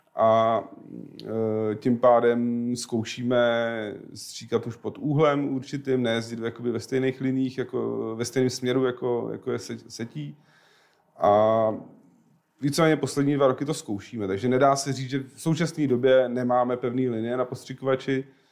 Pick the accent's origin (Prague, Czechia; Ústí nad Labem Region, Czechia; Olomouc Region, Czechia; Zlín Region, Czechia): Prague, Czechia; Já jsem rodilej Pražák.